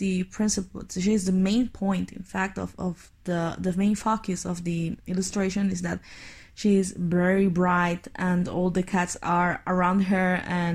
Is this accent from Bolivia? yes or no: yes; Bolivia; I'm from Bolivia, which is a country in the middle of South America